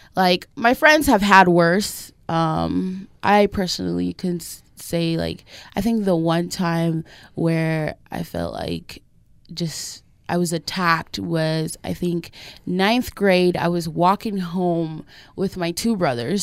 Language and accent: English; Millcreek, Utah, United States; I grew up in a great neighborhood. I grew up in Mill Creek